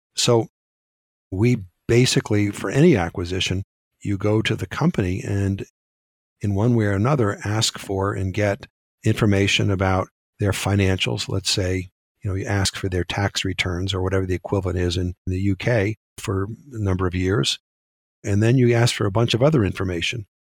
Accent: United States; we Americans

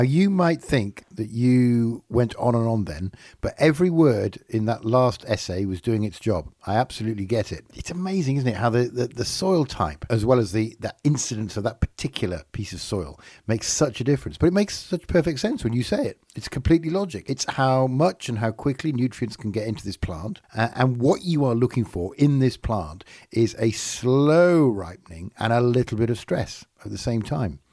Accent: England, United Kingdom; I'm English

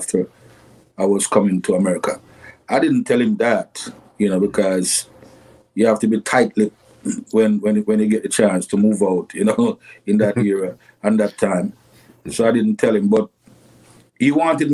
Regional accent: Kingston, Jamaica; I was born in a place called Cockburn Pen, Kingston 11

